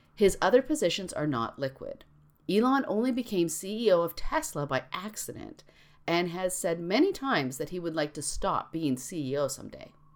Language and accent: English; Canada; I'm Canadian